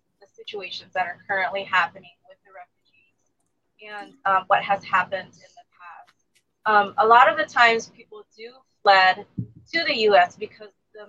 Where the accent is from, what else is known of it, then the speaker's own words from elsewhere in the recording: United States; also born or lived in Thailand; I grew up here in the U.S. We moved here since I was four. But I was born in a refugee camp